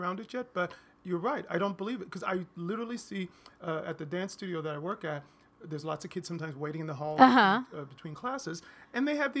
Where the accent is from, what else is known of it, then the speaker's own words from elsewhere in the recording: Rockford, Illinois, United States; born there; also born or lived in Baltimore, Maryland; And I left when I was about 4. We moved to Rockford, Illinois, which I don't remember anything about except for that it was very cold.